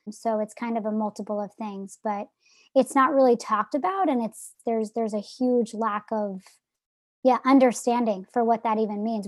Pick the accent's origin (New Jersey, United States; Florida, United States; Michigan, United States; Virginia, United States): New Jersey, United States; I'm from New Jersey